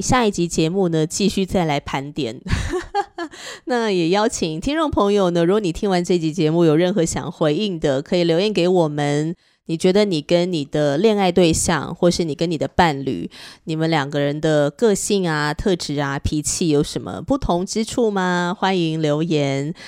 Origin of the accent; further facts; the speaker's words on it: northern Taiwan, Taiwan; 那我是彻头彻尾的北部人啊